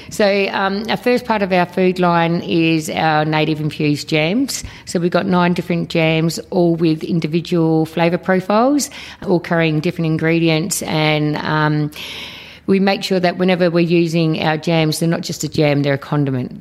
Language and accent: English; Australia; both my parents were born over in Malta. I was born here in Australia, so um, second generation.